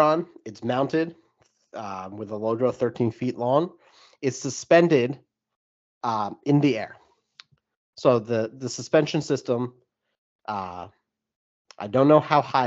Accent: New York, United States; As a New Yorker

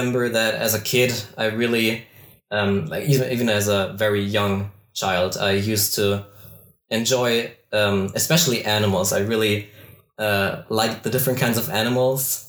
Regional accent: Bavaria, Germany; I am from Bavaria, Germany.

